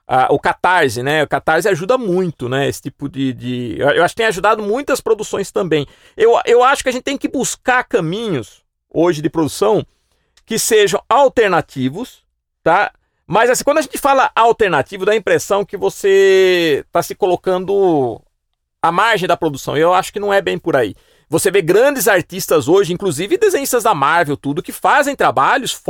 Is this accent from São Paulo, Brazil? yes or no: yes; Piracicaba, São Paulo, Brazil; porque eu também sou um cara que veio do interior, claro. No meu caso, eu tive um fator é, vim de Piracicaba, que é mais próxima de São Paulo.